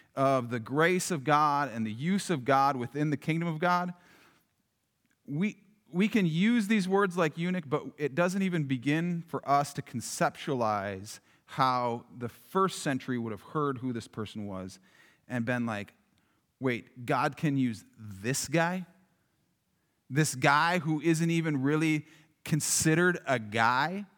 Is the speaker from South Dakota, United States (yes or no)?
yes; Yankton, South Dakota, United States; growing up in Yankton, it was like, it was just right across the river